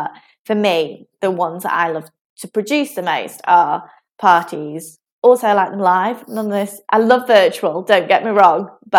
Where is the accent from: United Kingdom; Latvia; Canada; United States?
United Kingdom; South of England; now in Manchester, United Kingdom; As a Southerner, I know I don't really sound like a Southerner anymore.